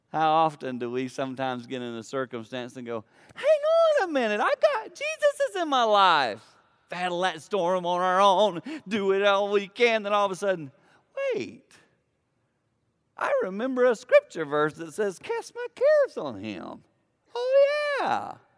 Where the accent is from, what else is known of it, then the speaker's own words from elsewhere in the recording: Blue Ridge foothills, the Carolinas, United States; I grew up in the Carolinas in the foothills of the Blue Ridge Mountain